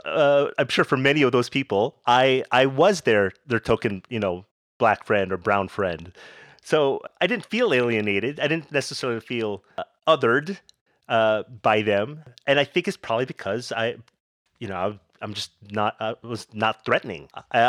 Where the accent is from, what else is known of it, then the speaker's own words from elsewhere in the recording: Las Vegas, Nevada, United States; born there; also born or lived in Philippines; So eventually, even though I was born in Vegas, we were stationed in the Philippines for a bit in my early life, right? So I learned my mom's dialect pretty well, which is Kapampangan.